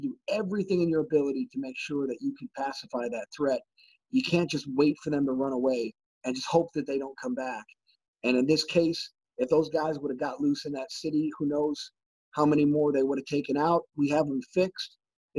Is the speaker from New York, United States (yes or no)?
yes; Western New York, United States; Western New York, my hometown